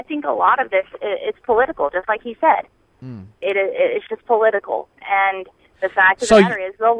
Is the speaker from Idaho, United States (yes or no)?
no; Phoenix, Arizona, United States; now in Burleson, United States; I'm from Phoenix, so I lived there for about 13 years.